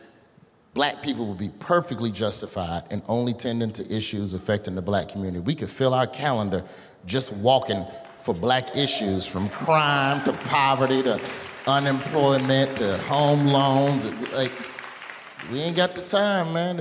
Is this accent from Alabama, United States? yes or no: yes; Birmingham, Alabama, United States; I'm from Birmingham